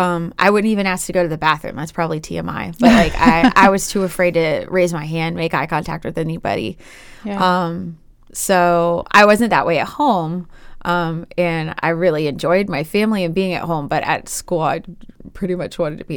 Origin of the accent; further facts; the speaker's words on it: Chesterfield, Virginia, United States; I grew up in Chesterfield, which is in the Richmond metro area.